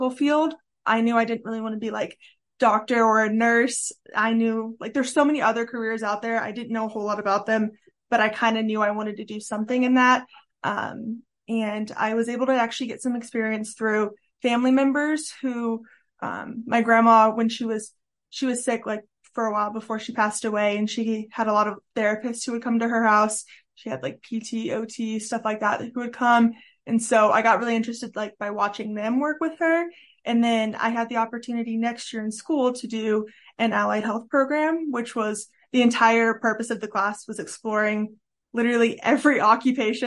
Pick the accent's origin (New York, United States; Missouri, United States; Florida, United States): Missouri, United States; Independence; moved away as an adult; also born or lived in Lamoni, Iowa; I grew up in Independence, Missouri, and around the Kansas City area. I've been there my entire life